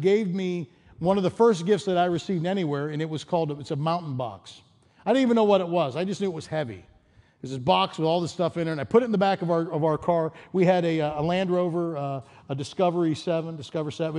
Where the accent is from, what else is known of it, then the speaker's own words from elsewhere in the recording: East Coast, United States; moved away as an adult; also born or lived in Chicago / Denver; I grew up in the East Coast, and then I spent about ten years in Chicago.